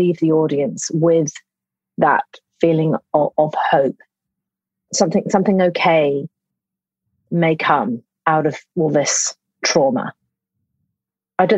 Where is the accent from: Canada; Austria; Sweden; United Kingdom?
United Kingdom; I'm British